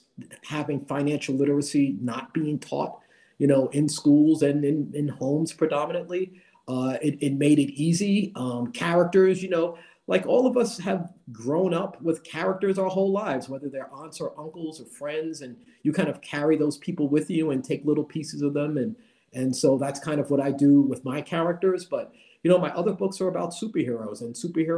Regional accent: New York City, New York, United States; Growing up in the Bronx and the projects

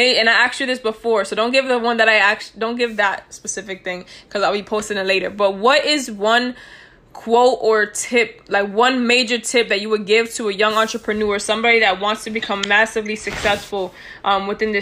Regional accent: New York, United States; moved away; we're from New York

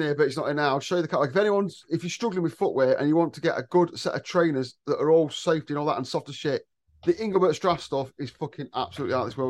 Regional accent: England, United Kingdom; I'm English, mate.

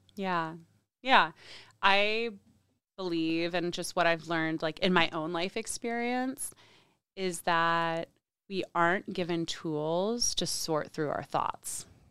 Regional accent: State College, Pennsylvania, United States; moved away as an adult; also born or lived in New York City; I grew up in State College, Pennsylvania.

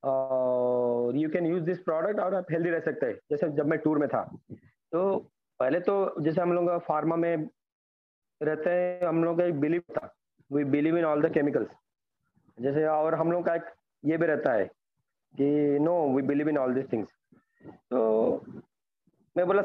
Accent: Bhubaneswar, Odisha, India; मैं उड़ीसा भुवनेश्वर से बिलोंग करता हूँ

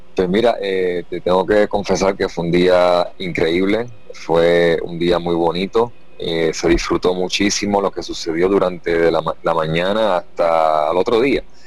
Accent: Puerto Rico; tenemos en nuestra isla

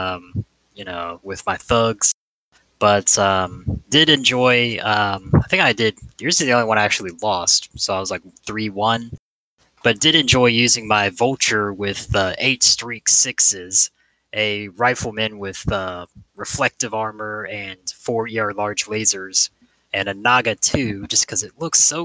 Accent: England, United Kingdom; I grew up in England.

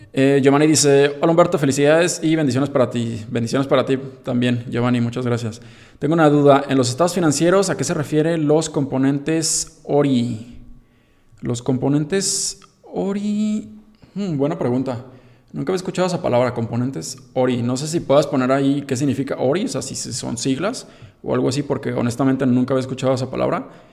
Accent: Mexico

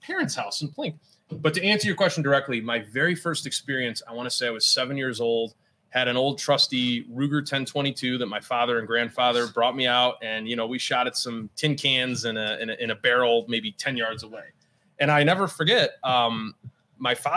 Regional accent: Finger Lakes area, New York, United States; I grew up in the Finger Lakes area.

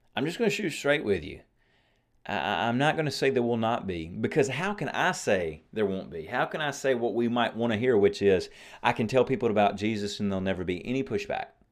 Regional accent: United States; I'm an American

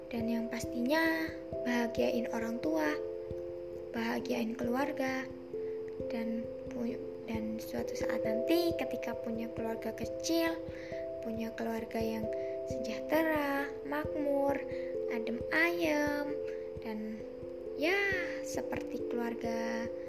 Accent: Lampung, Indonesia; Asalku dari Lampung Tengah.

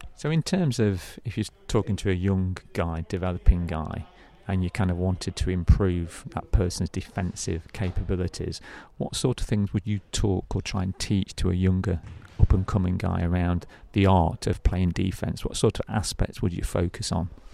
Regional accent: United Kingdom; being a British guy myself

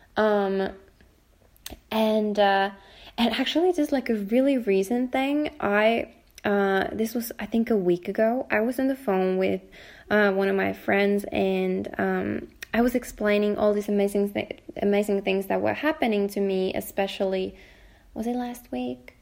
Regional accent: Finland; also born or lived in Helsinki, Finland; I'm talking from Finland, um, from Helsinki, Finland

